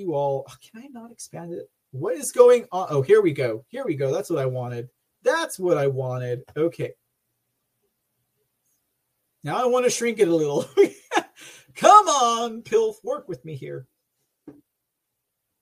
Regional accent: Texas, United States; I hail from Texas

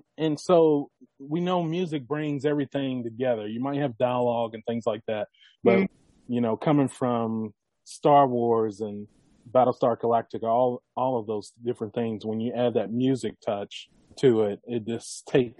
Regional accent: Bardstown, Kentucky, United States; also born or lived in Louisville, Kentucky; now in Indianapolis, United States; I was born in Louisville. All my family, majority of my family lived there. But then we moved to Bardstown, Kentucky

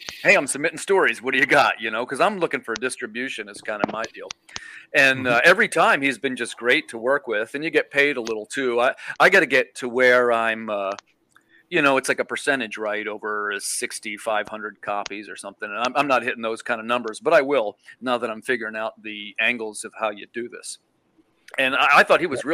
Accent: York, Pennsylvania, United States; I'm a writer. I'm from York, Pennsylvania.

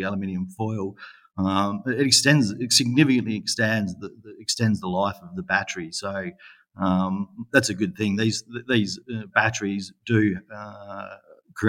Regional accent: Western Australia, Australia; my home state of Western Australia.

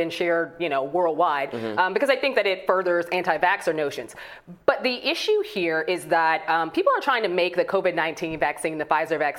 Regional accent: Chicago, Illinois, United States; In Chicago, my hometown, Chicago

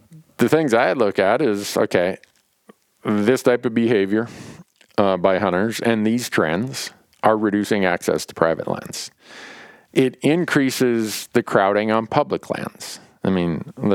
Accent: Montana, United States; my home state of Montana

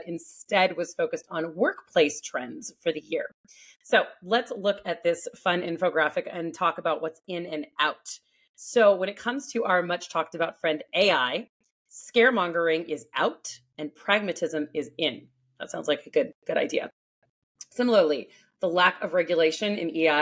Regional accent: California, United States; my home state of California

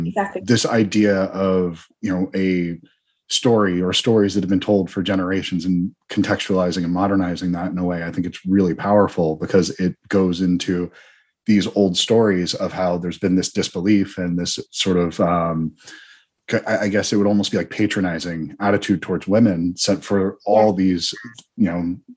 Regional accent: United States; I'm an American

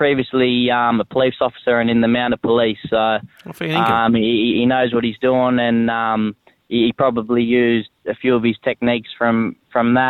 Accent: Cooma, New South Wales, Australia; moved away as an adult; now in Canberra, Australia; I lived there, born and bred there, went to school there, played footy there.

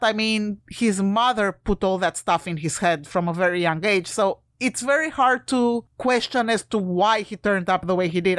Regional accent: Romania; moved away; I'm from Romania originally

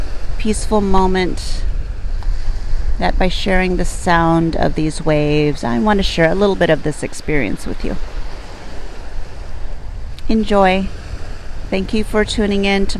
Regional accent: Port Angeles, Washington, United States; now in San Francisco Bay Area, United States; my hometown where I grew up as a child

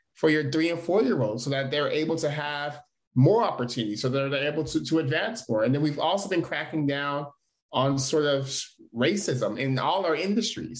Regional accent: Stockton, California, United States; I was born and raised in Stockton, California

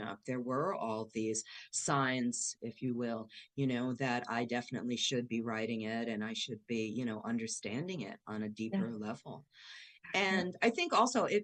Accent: New York City, New York, United States; now in New Orleans, United States; I grew up in Bay Ridge, where, you know, the river goes out to the ocean

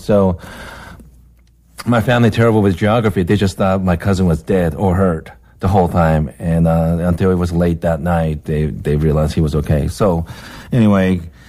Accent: Seattle, Washington, United States; And I'm from Seattle in Twin Peaks.

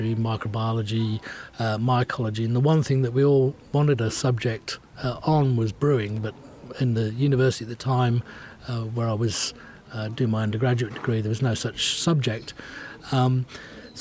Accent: England, United Kingdom; Being English

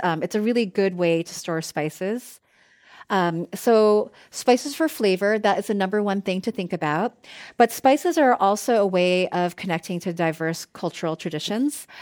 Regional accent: East Coast, United States; now in Bay Area, United States; I grew up on the East Coast, and, um, my ex, my family still lives there

